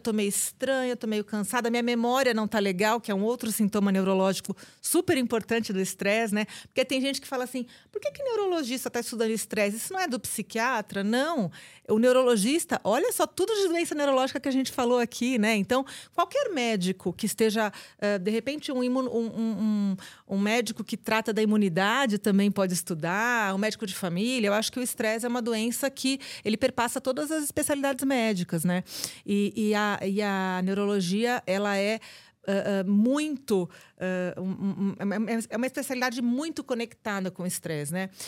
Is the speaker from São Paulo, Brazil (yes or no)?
yes; ABC Paulista, São Paulo, Brazil; lá no ABC Paulista, de onde eu sou